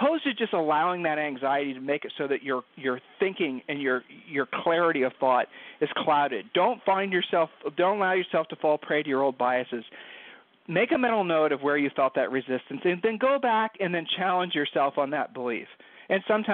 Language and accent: English; Ohio, United States; we're from Ohio, and people from Ohio have a tendency to sort of, you know, be really honest